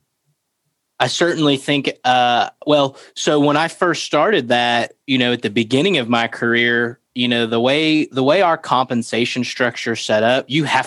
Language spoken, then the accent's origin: English; Florida, United States; moved away; I grew up in Florida.